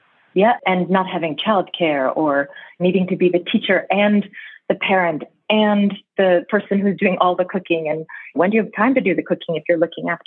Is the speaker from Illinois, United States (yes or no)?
no; New York City, New York, United States; now in Geneva, Switzerland; I grew up in Brooklyn, New York